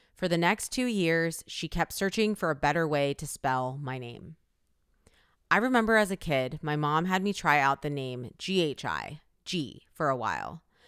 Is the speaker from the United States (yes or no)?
yes; Northern Virginia, United States; also born or lived in Korea; now in Brooklyn, New York, United States; Growing up in Northern Virginia, being Asian